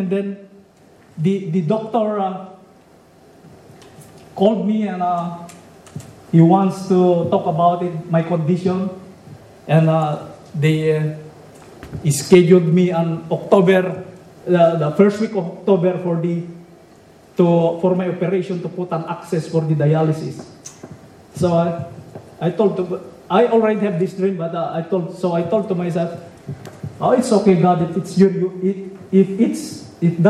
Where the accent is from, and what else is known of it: Philippines; born or raised there; now in California, United States